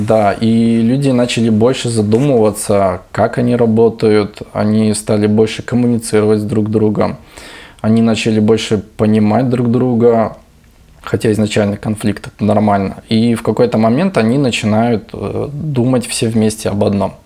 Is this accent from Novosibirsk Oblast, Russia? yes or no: no; Vladivostok, Primorsky Krai, Russia; это какой-то наш менталитет Владивостока